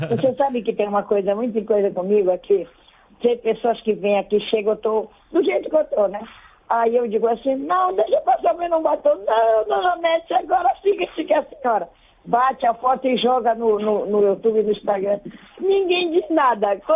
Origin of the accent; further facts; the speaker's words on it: Belém, Pará, Brazil; also born or lived in Cachoeira do Arari, Marajó / Igarapé-Miri; Moro em Belém. E eu tá... me criei aqui em Belém, só casei para o município e fui morar no município de Garapé-Mirim, nesse lugar tão que eu falo tanto.